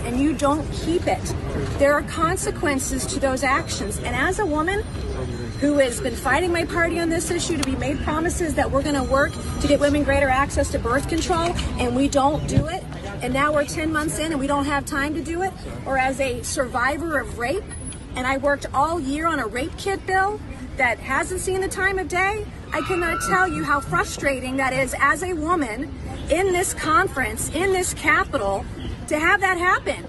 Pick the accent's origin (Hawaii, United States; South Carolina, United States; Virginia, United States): South Carolina, United States; I come from South Carolina.